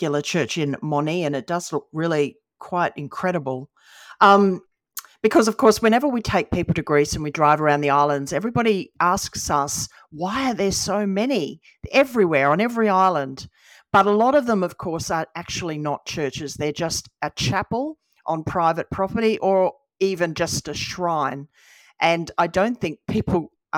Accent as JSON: {"language": "English", "region": "Western Australia", "country": "Australia", "tie": "born or raised there", "said": "growing up in Western Australia"}